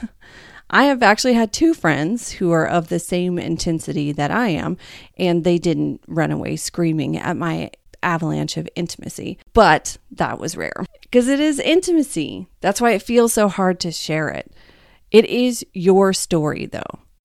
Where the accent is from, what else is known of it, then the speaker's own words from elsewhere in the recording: the Bible Belt, United States; I'm from the Bible Belt